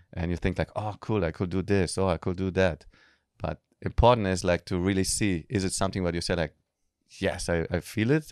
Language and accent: English; Germany; moved away as an adult; also born or lived in Israel; now in Bali, Indonesia; I was born in Israel, grew up in Germany, I'm a mix